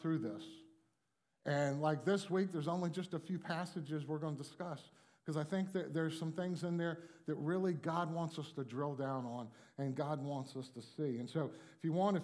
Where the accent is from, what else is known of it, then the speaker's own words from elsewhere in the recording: Miami, Florida, United States; I grew up in Miami